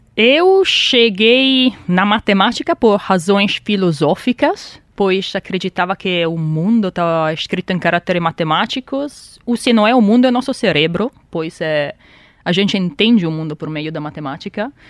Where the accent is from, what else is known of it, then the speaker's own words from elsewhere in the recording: Italy; now in Brazil; sou italiana e sou matemática